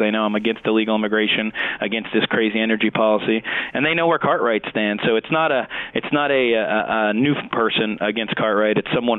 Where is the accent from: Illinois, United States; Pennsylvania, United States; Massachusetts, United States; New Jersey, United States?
Pennsylvania, United States; Hazleton; My hometown of Hazleton